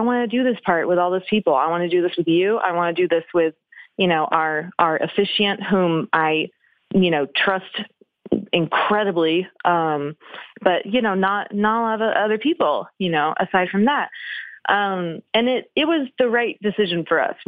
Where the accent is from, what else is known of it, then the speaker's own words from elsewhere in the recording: Oklahoma City, Oklahoma, United States; moved away as an adult; now in Los Angeles, United States; I am actually from Oklahoma City. So I was a kid